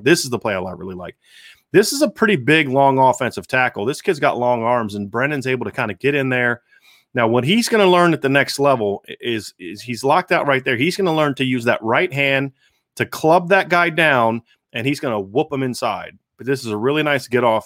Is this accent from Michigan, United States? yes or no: no; Ohio, United States; I'm from Ohio